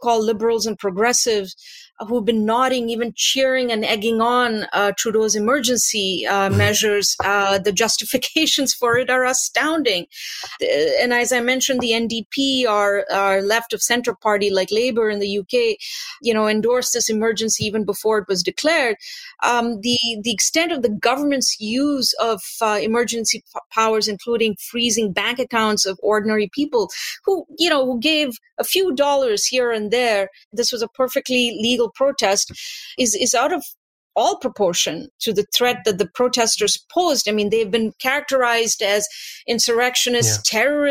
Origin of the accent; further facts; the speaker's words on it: India; now in Canada; I'm originally from India